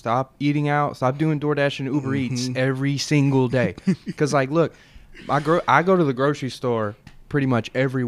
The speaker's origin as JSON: {"language": "English", "town": "Murfreesboro", "region": "Tennessee", "country": "United States", "said": "I'm from Murfreesboro"}